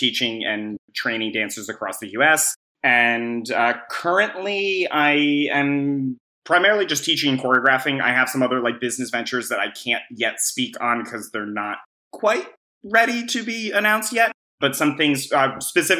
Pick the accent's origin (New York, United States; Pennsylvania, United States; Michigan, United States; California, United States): New York, United States; Albany; I grew up in Albany, New York, upstate New York. I'm a New Yorker born and bred